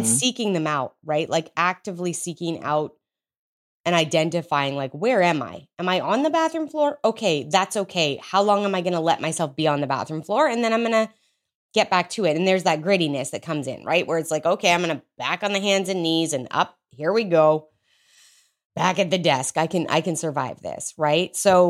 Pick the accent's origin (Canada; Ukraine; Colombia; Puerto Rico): Canada; now in United States; I'm Canadian, so like it might as well be legal. I just live in Texas.